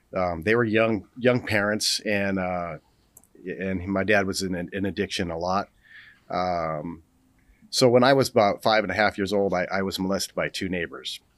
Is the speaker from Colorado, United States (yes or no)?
no; Los Angeles, California, United States; I grew up in Los Angeles